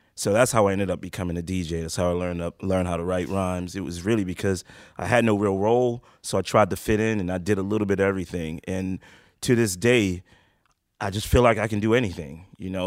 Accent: New York City, New York, United States; also born or lived in Harlem, Manhattan; I was born in Manhattan in Harlem Hospital, but raised in the Bronx

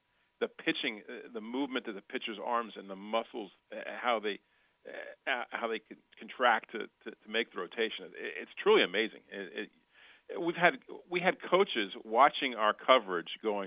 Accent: Baton Rouge, Louisiana, United States; moved away; I am from Baton Rouge High

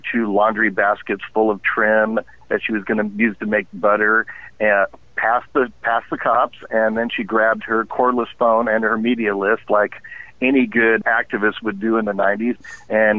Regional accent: Southern California, United States; growing up in Southern California

